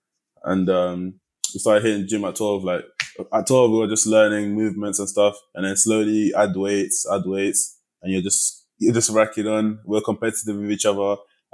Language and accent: English; London, United Kingdom; also born or lived in New York; So I grew up in East London anyways. And in a neighborhood that's kind of normal in London, you know, a bit rough areas, nice areas, a bit of a mixture.